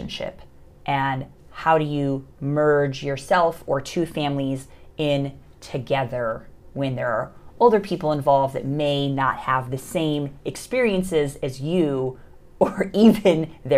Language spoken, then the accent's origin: English; Chicago, Illinois, United States; moved away as an adult; now in India; I am originally from Chicago